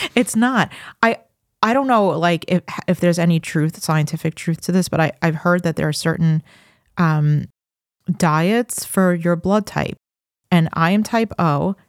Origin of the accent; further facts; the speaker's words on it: Farmingdale, New York, United States; I grew up in Farmingdale.